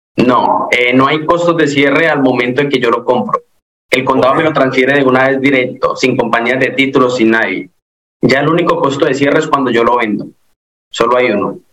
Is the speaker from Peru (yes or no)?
no; Colombia; moved away as an adult; now in Florida, United States; yo soy de Colombia, llevo aquí aproximadamente cinco años y vivo en el estado de la Florida